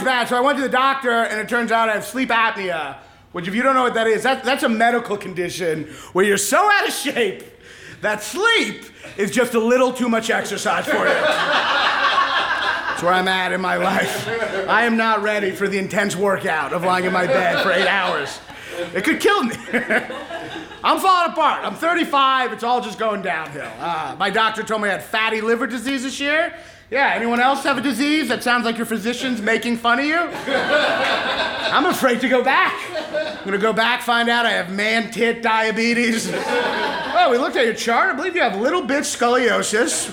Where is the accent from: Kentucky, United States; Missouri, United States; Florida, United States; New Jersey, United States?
Kentucky, United States; I'm a Jew from Kentucky